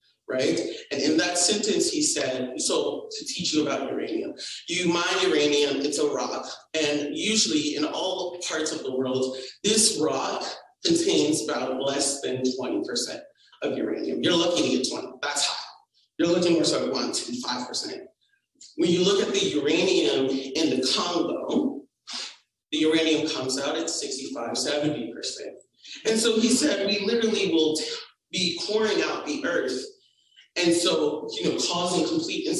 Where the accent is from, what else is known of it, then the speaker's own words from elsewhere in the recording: Atlanta, Georgia, United States; I was raised in East Atlanta, very international population as well